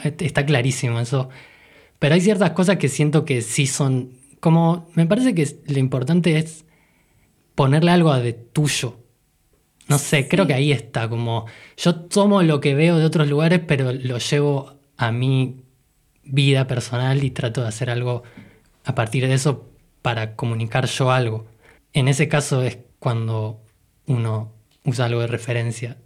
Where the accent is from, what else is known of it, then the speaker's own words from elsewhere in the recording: Argentina; las cosas que nosotros veíamos en nuestra infancia acá en Argentina